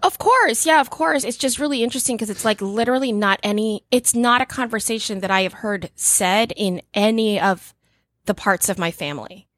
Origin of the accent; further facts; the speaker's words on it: Philippines; I'm Filipino.